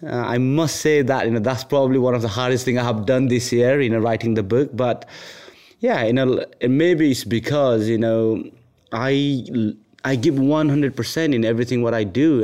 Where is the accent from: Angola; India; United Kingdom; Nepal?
Nepal; moved away; I was born in Nepal. Um, I had a really humble upbringing